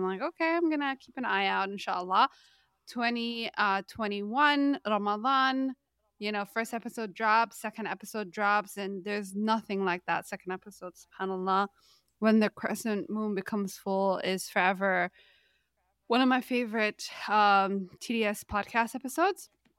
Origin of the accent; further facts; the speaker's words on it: Canada; Maybe because, you know, we're both from Canada